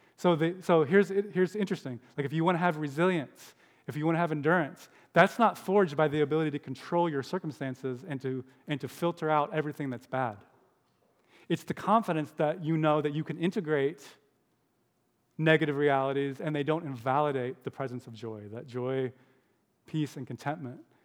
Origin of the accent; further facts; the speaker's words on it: United States; Americans smile a lot